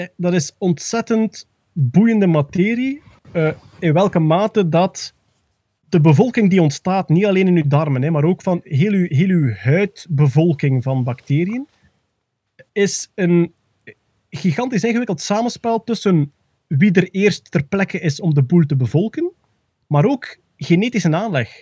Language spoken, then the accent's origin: Dutch; East Flanders, Belgium; als Oost-Vlaming